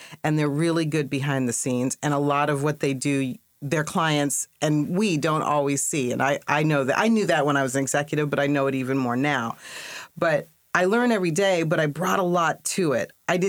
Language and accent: English; Washington, United States; also born or lived in New York; I was born in New York, and then we moved around a lot. Almost every 3 years, but we landed when I was 10 in Washington State. So I pretty much grew up from fifth grade through my undergrad years in Washington State.